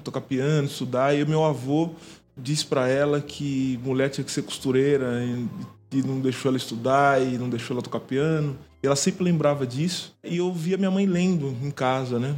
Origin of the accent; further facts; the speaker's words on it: São Paulo, Brazil; Sou de São Paulo, sou da cidade de São Paulo